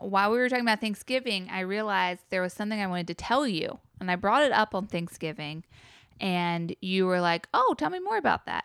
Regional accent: the South, Southern United States, United States; as a Southerner

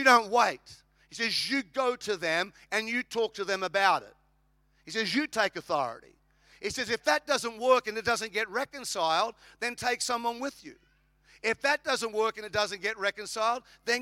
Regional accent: Australia; now in United States; I'm an Australian. I live in America.

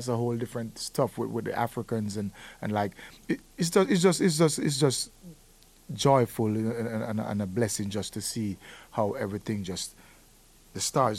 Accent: Jamaica; being Jamaican artist.

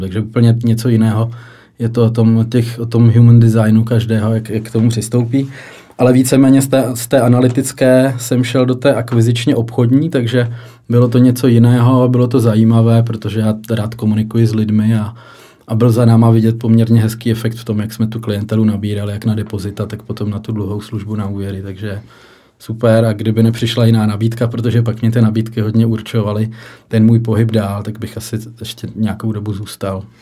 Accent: Pardubice, Pardubice Region, Czechia; moved away as an adult; also born or lived in Ostrava / Hradec Králové; now in Líbeznice, Czech Republic; Já jsem žil v Pardubicích. Jo. Nějakých 20 let, takže to byl, ty první tři roky byly v Pardubicích, takže jsem bydlel doma

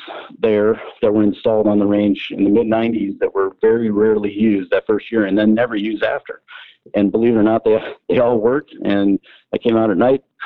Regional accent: Yankton, South Dakota, United States; also born or lived in San Diego, California; now in Sioux City, United States; Was born and raised in Yankton, South Dakota

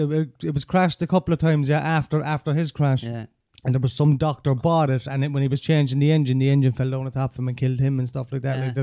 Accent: Ireland; also born or lived in Australia

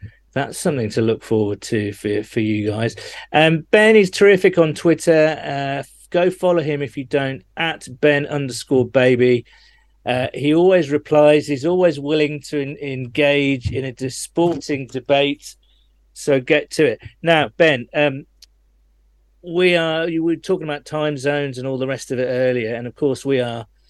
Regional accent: United Kingdom; you can tell I'm British by using the word pitch, not field

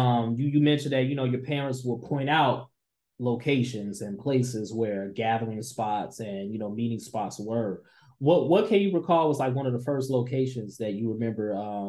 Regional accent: Markham, Illinois, United States; I'm from Riverdale, Markham, the South Suburbs.

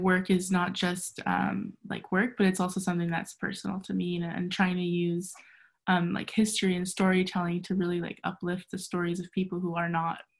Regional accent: San Diego, California, United States; also born or lived in Egypt; I was born in Egypt actually, and I was raised here in San Diego, but like I go back and forth and I spend my summers in Egypt and like all my family's still there. And what matters to me is, so I'm Coptic

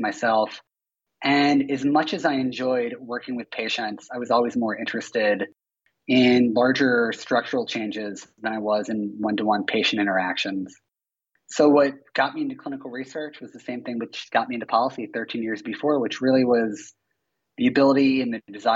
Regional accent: Philadelphia, Pennsylvania, United States; moved away; I'm from Philadelphia

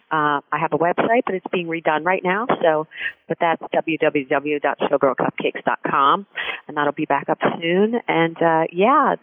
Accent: Philadelphia, Pennsylvania, United States; I was born and raised down in Philadelphia

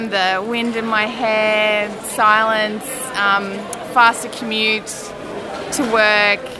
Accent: Brisbane, Queensland, Australia; I'm from Brisbane, Australia

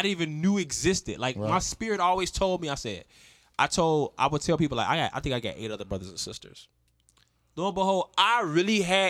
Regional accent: Chicago, Illinois, United States; I'm from Chicago, man.

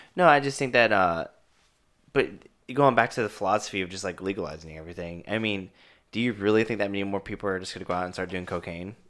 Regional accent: Kansas City, United States; I grew up in, I grew up in Kansas City

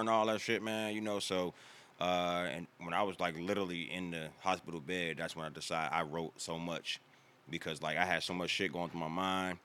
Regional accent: Washington, District of Columbia, United States; moved away as an adult; also born or lived in Landover, Maryland; now in North Carolina, United States; born and raised in Maryland, raised in Washington

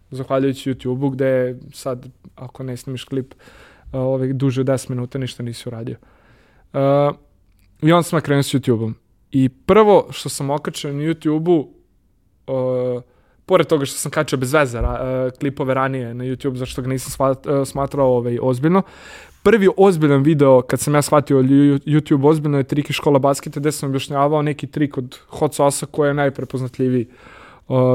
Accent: Serbia

